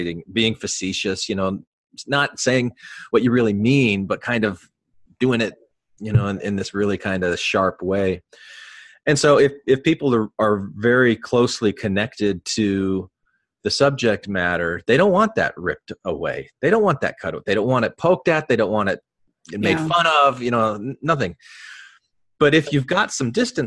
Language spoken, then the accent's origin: English; Arizona, United States; I grew up in Arizona